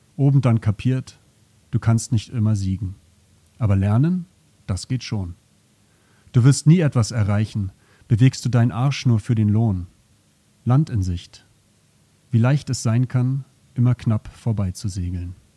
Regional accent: Berlin, Germany; moved away as an adult; now in Zürich, Switzerland; ich bin in Berlin aufgewachsen

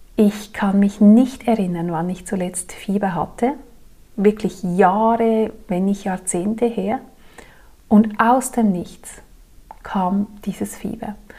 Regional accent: Zurich, Switzerland; moved away; an die Menschen in meiner früheren Heimat

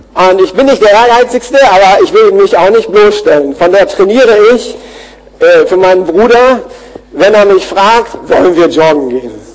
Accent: Germany; wir als Deutsche

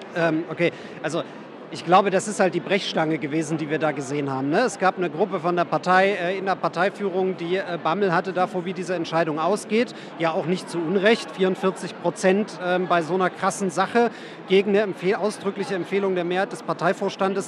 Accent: Saxony, Germany; moved away; also born or lived in Western Pomerania; ich komme aus Sachsen und habe dann lange in Vorpommern gelebt.

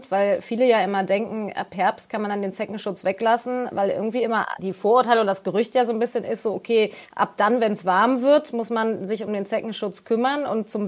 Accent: Austria

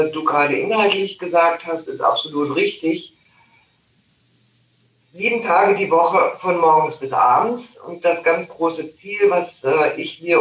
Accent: North Rhine-Westphalia, Germany; Du, also ich bin ja in Nordrhein-Westfalen groß geworden, da kenne ich auch mal

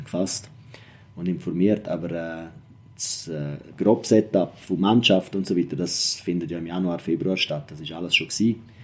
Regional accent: Engadin, Graubünden, Switzerland; moved away; ich komme ja aus dem Engadin ursprünglich

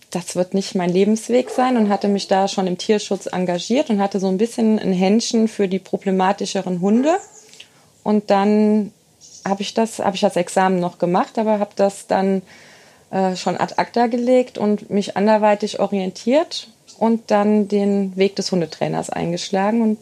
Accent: Engers, Rhineland-Palatinate, Germany; Genau, ich bin in Engers sozusagen geboren und aufgewachsen. Ähm, habe da eine sehr schöne Jugend gehabt, war dann weg zum Studieren und zur Ausbildung.

